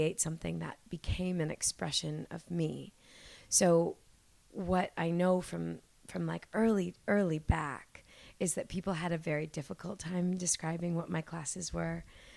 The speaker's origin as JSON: {"language": "English", "town": "Toronto", "region": "Ontario", "country": "Canada", "tie": "born or raised there", "said": "I am a Toronto born and raised girl"}